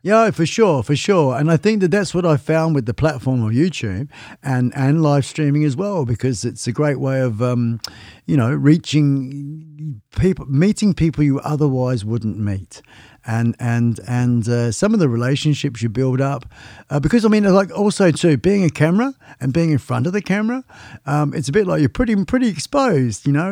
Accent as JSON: {"language": "English", "region": "Western Australia", "country": "Australia", "said": "I'm West Australian. Um, been living in this state for, oh gosh, about thirty years."}